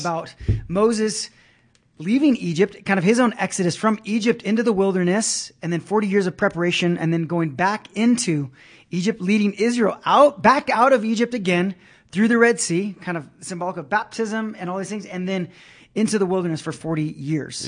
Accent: Brazil; moved away; I grew up in Brazil, um, which was a very Catholic, uh, nation

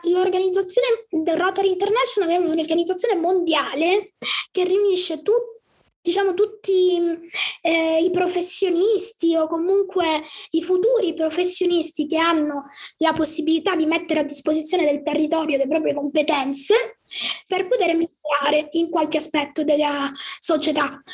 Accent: Palermo, Sicily, Italy; sono di Palermo, quindi sono siciliana

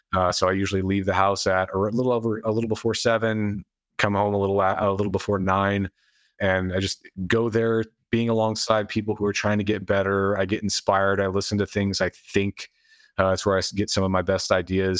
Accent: United States; I was born in America in modern times

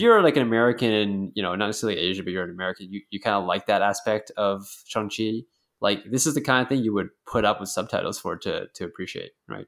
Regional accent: Canada; as a Canadian

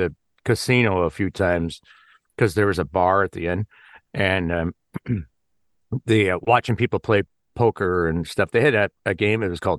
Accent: Illinois, United States; I grew up in just outside Chicago

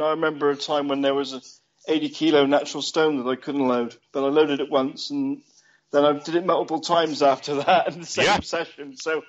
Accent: Chard, South West England, United Kingdom; Chardon, Somerset, my hometown.

